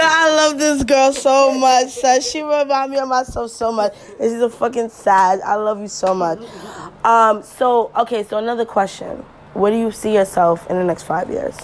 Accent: New York City, New York, United States; I'm from Flatbush

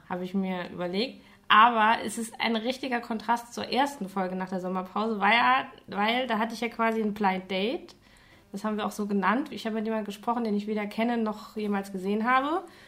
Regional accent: Saarland, Germany; ich komme ja aus dem Saarland und da noch eher vom Dorf

